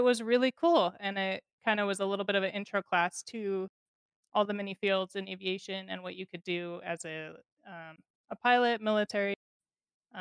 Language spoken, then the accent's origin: English; Salt Lake City, Utah, United States; I grew up in Utah